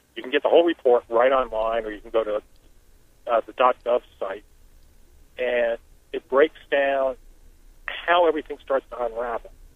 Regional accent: Black Mountain, North Carolina, United States; my hometown of Black Mountain

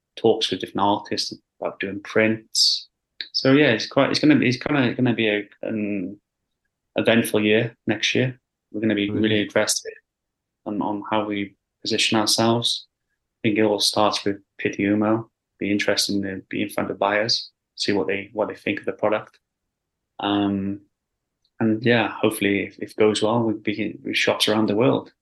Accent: Wales, United Kingdom; moved away as an adult; now in London, United Kingdom; I originally grew, I grew up in Wales, um, in a small village.

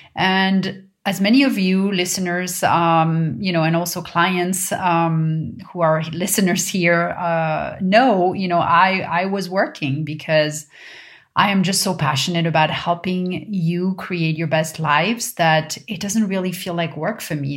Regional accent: Paris, Île-de-France, France; moved away; growing up in Paris

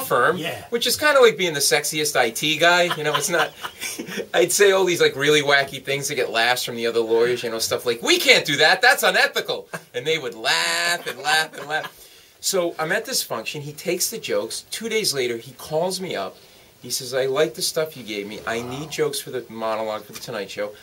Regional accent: Rhode Island, United States; moved away as an adult; also born or lived in New York City; now in New York, United States; I grew up in Rhode Island, but I ended up in New York actually as a lawyer before.

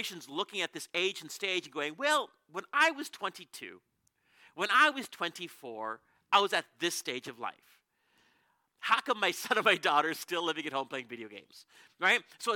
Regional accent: Canada; We're from Canada.

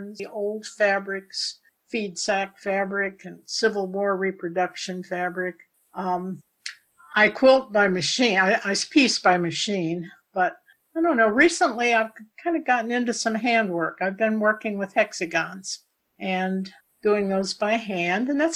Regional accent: Paducah, Kentucky, United States; I was born in Paducah, Kentucky, before it became the quilt capital of the nation. My grandfather used to take me to the fish market

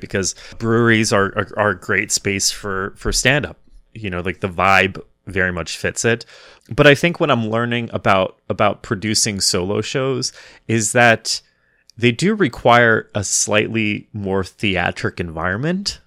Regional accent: Wichita, Kansas, United States; now in New York City, United States; I'm originally from Wichita, Kansas

